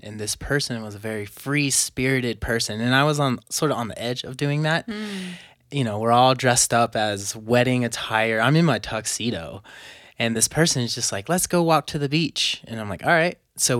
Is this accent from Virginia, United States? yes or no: no; California, United States; Well, I was born near LA, near LA area. I grew up and raised in California.